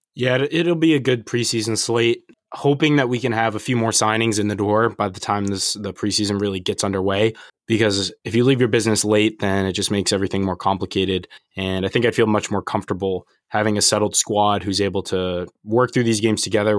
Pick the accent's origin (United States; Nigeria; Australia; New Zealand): United States; as an American